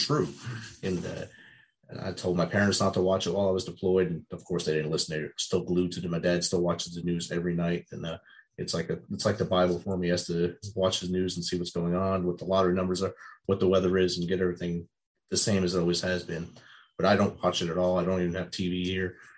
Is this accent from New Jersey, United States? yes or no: yes; New Jersey, United States; I grew up in New Jersey and got kicked out of the Jersey Shore many times as a youth